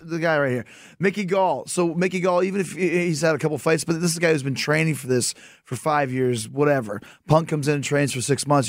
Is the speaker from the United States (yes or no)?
no; Winnipeg, Manitoba, Canada; I'm from Winnipeg